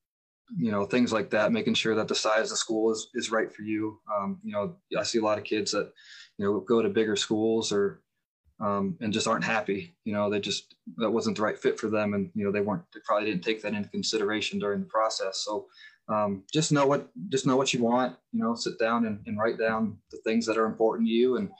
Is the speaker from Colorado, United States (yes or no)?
no; Mountaintop, Pennsylvania, United States; where I grew up in Mountaintop, Pennsylvania, is only about 30 minutes from Bloomsburg